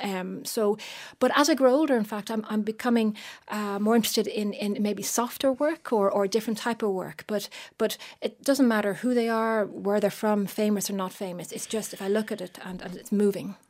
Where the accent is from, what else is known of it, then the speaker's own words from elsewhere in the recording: Bray, County Wicklow, Ireland; I was brought up in Bray County, Wycliffe